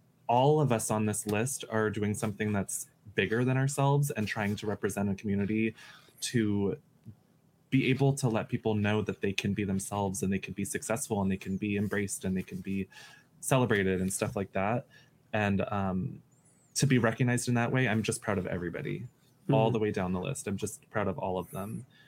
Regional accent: United States; I'm American and I won't apologize.

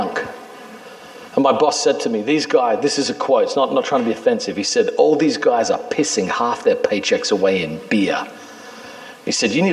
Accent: Australia; also born or lived in New York City; now in New York, United States; I'm a kid in Australia

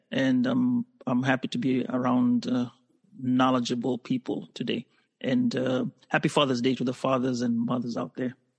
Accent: Kenya; moved away as an adult; now in United States; I'm from Kenya, which is in East Africa uh, been living in the United States

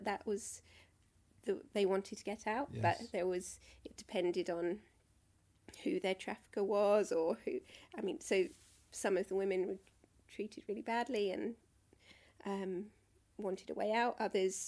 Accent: Croydon, London, United Kingdom; I grew up in Croydon.

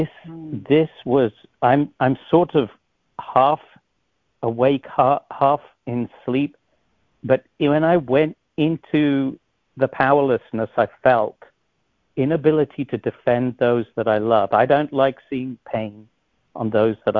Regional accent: England, United Kingdom; moved away; I was born in England

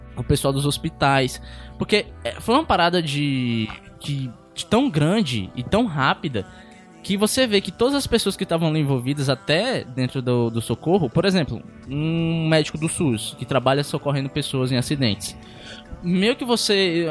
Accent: Pacatuba, Ceará, Brazil; eu não sou de Fortaleza, eu sou de Pacatuba. Em Pacatuba, às vezes, onde eu moro

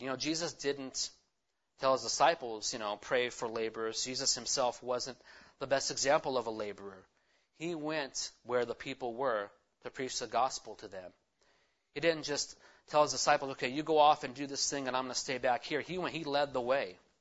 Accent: California, United States; I'm a Californian.

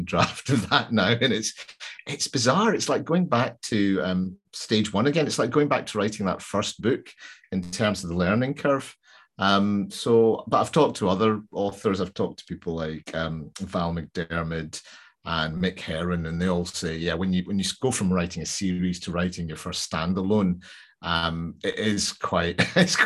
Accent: Glasgow, Scotland, United Kingdom; I'm from Glasgow

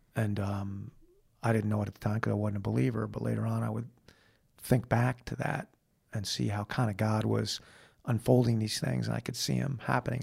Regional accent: United States; being an American

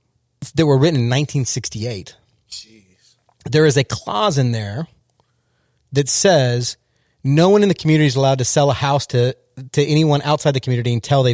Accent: California, United States; I grew up in Southern California.

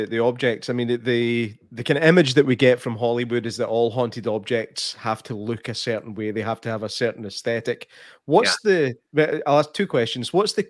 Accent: Scotland, United Kingdom; I'm from Scotland

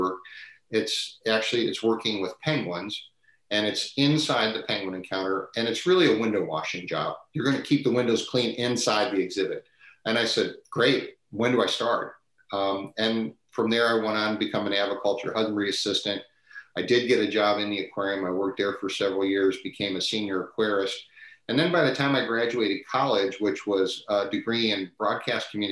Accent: Cleveland, Ohio, United States; moved away as an adult; now in San Diego, United States; I grew up in Northeastern Ohio, and then, of course, I'm very fortunate to have landed here in San Diego.

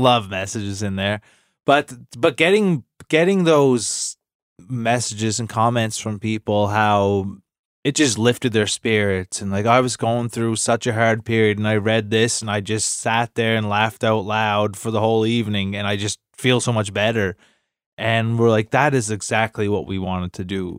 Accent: Cape Breton, Nova Scotia, Canada; I'm from Cape Breton.

